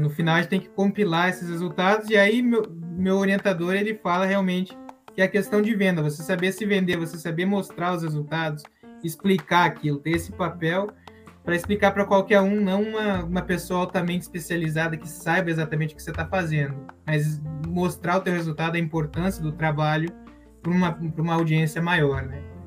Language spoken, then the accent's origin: Portuguese; Curitiba, Paraná, Brazil; moved away as an adult; also born or lived in Londrina / Oklahoma; now in United States; eu nasci em Curitiba, então meu documento é. Eu sou curitibano